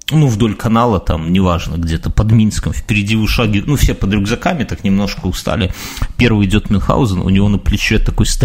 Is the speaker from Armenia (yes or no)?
no; Belarus; ну, так, по крайней мере, мы белорусы рассуждаем, правильно?